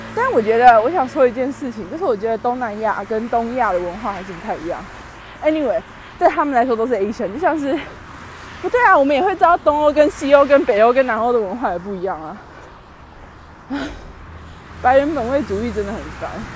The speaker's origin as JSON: {"language": "Chinese", "country": "Taiwan", "moved": "yes", "said": "我太自台湾"}